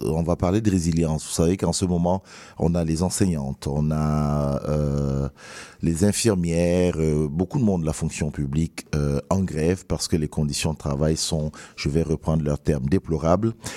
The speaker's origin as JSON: {"language": "French", "country": "Cameroon", "moved": "yes", "lives_now": "Montreal, Canada", "said": "je suis camerounais."}